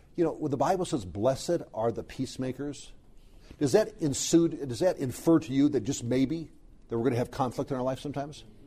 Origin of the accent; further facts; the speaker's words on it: Southern California, United States; I grew up in Southern California